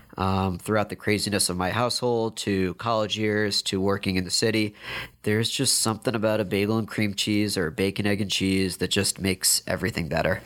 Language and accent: English; New York, United States; moved away as an adult; also born or lived in Madison, Wisconsin; now in Chapel Hill, United States; born and raised in New York.